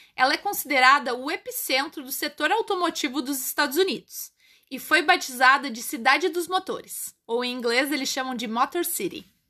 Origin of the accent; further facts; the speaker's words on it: Brazil; O taxista não reconheceu meu sotaque e perguntou de onde eu era. Eu falei que era brasileira.